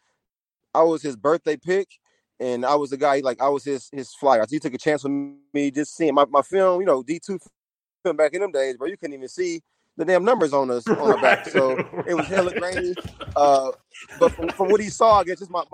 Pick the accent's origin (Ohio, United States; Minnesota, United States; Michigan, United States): Michigan, United States; we're from Michigan